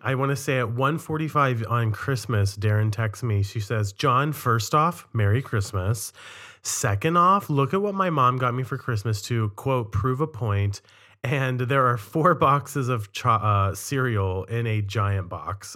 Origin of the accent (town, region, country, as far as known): Cumberland, Maryland, United States; born or raised there; now in Boston, United States